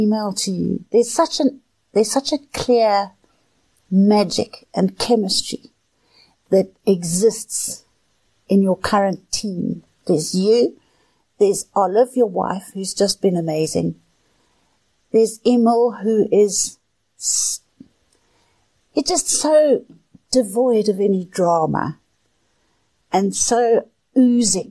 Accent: Johannesburg, Gauteng, South Africa; I was born in Johannesburg

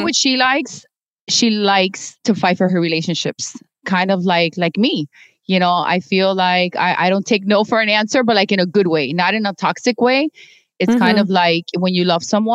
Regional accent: United States; being Cuban American

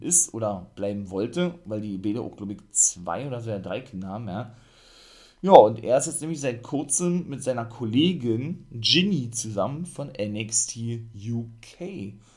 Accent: Germany; bei uns in Deutschland

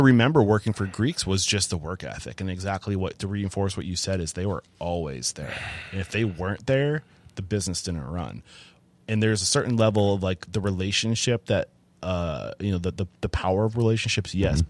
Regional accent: New England, United States; I'm from New England.

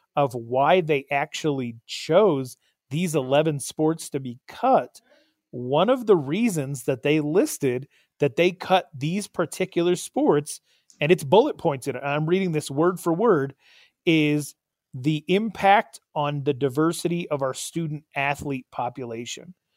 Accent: Arizona, United States; my home state

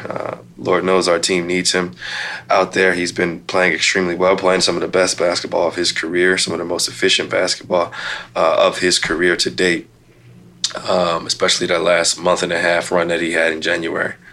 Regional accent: Midwest, United States; now in Portland, United States; I'm from the Midwest

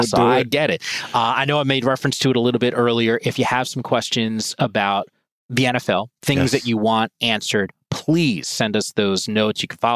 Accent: Northeast, United States; Where I grew up in the Northeast, like, you know, man, like, winter comes.

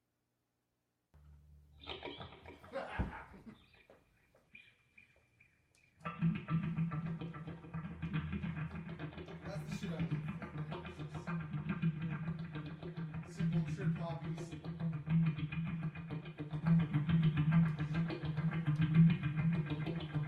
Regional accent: Canada; I am Canadian

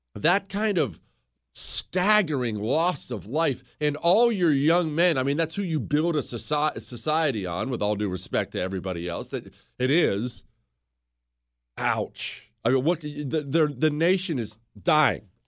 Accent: United States; I'm an American

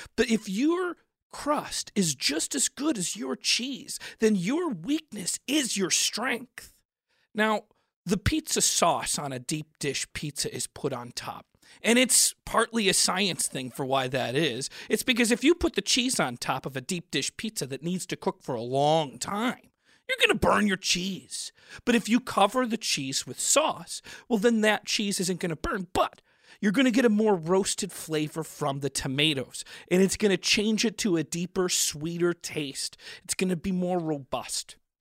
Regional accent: Chicago, Illinois, United States; I grew up in Chicago

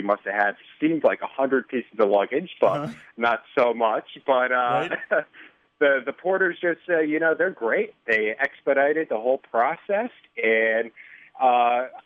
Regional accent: Connecticut, United States; now in Chicago, United States; Originally from Connecticut.

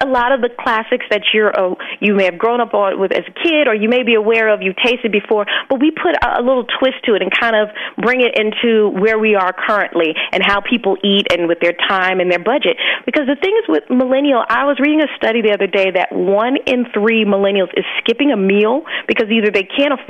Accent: Alabama, United States; I grew up born and raised in Alabama, and my family is from like the islands of Jamaica and Trinidad.

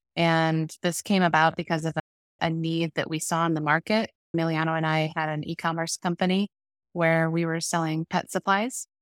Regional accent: Iowa, United States; now in Omaha, United States; I'm from Iowa, small town, born and raised

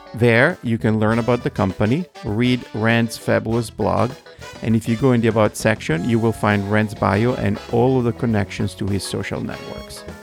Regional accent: Italy; moved away; as an Italian, you know, born and raised in Italy

